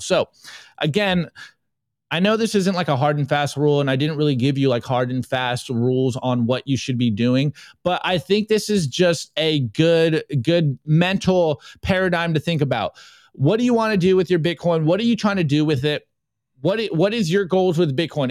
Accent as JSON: {"language": "English", "country": "United States", "said": "being an American public school student"}